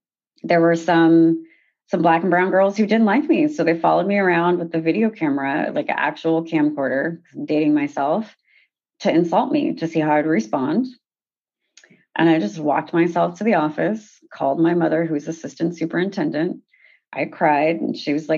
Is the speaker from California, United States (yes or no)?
yes; Sacramento, California, United States; also born or lived in Haiti; I'm from Sacramento, California